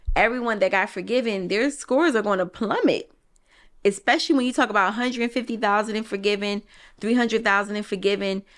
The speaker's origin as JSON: {"language": "English", "town": "Philadelphia", "region": "Pennsylvania", "country": "United States", "said": "I'm from Philly"}